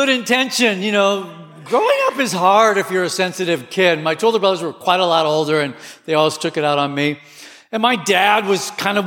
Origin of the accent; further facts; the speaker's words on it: Southern California, United States; I grew up in Southern California